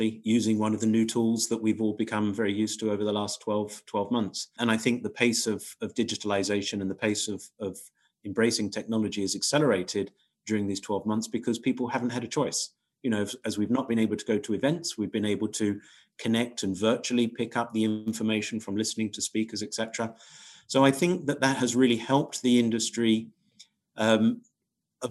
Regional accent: Crawley, South East England, United Kingdom; I was born in Crawley, which is right at the end, basically, of Gatwick Airport, edge of Gatwick Airport

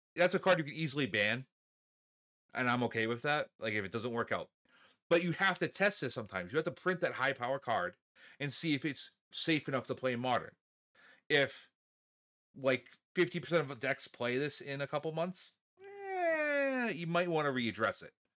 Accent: New England, United States; we're from New England

